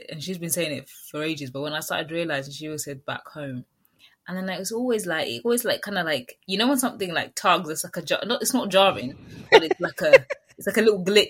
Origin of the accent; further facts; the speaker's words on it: London, United Kingdom; I would still say I'm a Londoner.